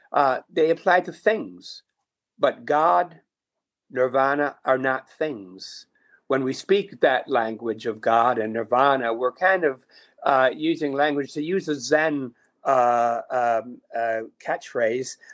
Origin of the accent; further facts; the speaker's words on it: Niagara Falls, New York, United States; I grew up in Niagara Falls, New York